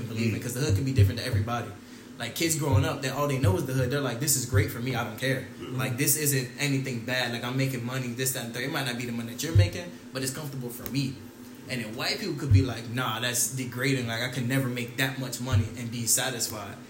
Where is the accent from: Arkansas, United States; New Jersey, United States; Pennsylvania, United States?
New Jersey, United States; now in Florida, United States; I'm from Jersey, right? I'm from Jersey.